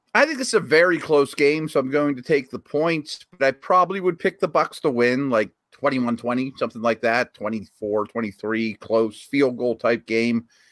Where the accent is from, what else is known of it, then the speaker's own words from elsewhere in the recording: Pittsburgh, Pennsylvania, United States; here to my hometown